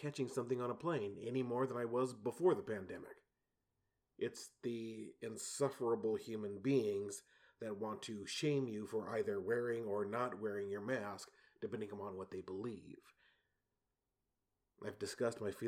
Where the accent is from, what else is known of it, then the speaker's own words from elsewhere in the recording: San Antonio, Texas, United States; I grew up in San Antonio, which has hard water